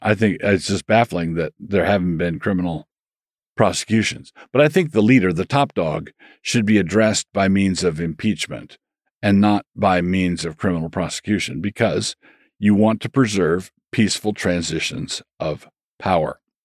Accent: Annapolis, Maryland, United States; also born or lived in Takoma Park, Maryland; I grew up in Annapolis, Maryland, but this was the year before we moved there

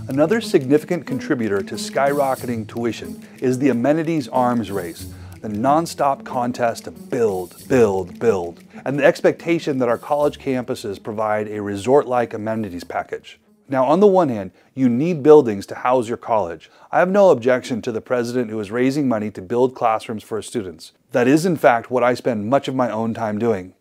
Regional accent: Idaho, United States; my home state of Idaho

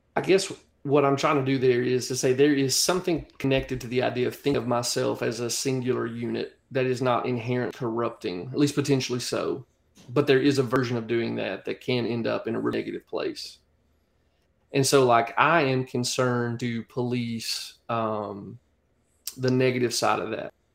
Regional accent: United States; accent: country; you hear my accent, I'm, I'm country as cornbread

